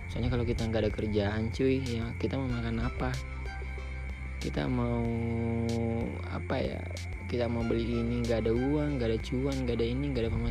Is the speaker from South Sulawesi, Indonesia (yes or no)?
yes; Soppeng, South Sulawesi, Indonesia; jadi sekarang ini gue di kampung halaman gue yang belum tahu kampung halaman gue itu di mana di tepatnya di Sopeng